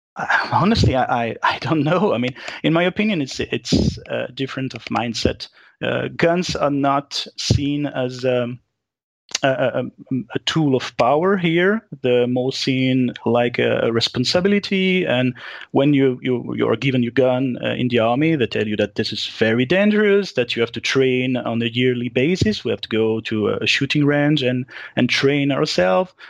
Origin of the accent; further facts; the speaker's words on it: Geneva, Switzerland; I was born in Geneva, uh, in the French speaking part of the country